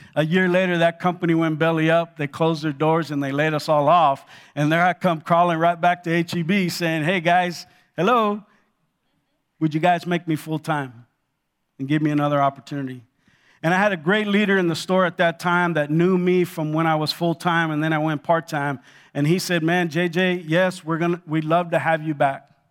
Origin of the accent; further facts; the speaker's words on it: Los Angeles, California, United States; also born or lived in Cuba; I grew up in Los Angeles